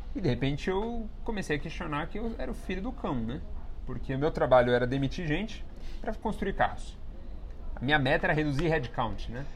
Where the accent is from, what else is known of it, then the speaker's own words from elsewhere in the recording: São Paulo, Brazil; eu venho de um bairro periférico aqui de São Paulo que chama Vila Ed. É, e para toda aquela minha referência de comunidade, de onde eu cresci